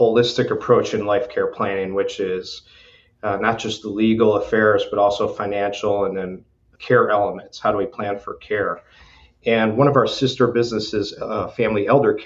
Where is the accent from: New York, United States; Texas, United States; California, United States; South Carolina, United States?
New York, United States; Buffalo; moved away as an adult; now in Lake Wales, United States; I'm from Buffalo, New York originally, and when I was a senior in high school